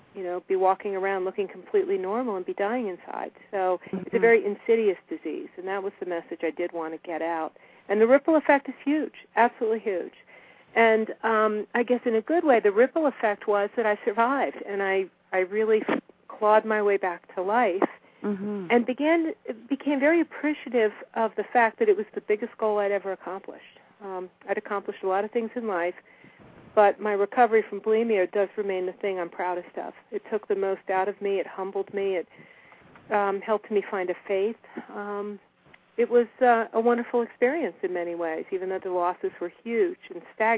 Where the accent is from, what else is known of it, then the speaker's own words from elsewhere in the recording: United States; I grew up in Washington